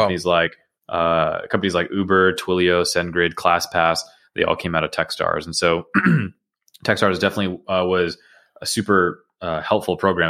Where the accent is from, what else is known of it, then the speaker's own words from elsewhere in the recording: Georgia, United States; also born or lived in Queens, New York / Atlanta; My, uh, family moved to the suburbs of Georgia when I was, uh, eight years old